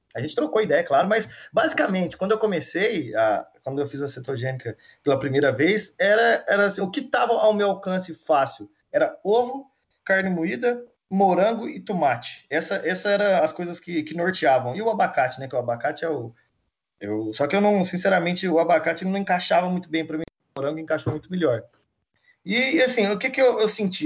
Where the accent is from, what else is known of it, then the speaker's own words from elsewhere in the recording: Minas Gerais, Brazil; eu sou mineiro, né? Mineiro, para mim, é sempre que quando eu saio do, do, estado de Minas, o pessoal já vem direto falando em uai e pão de queijo, né? E eu tenho muito orgulho de ser de Minas Gerais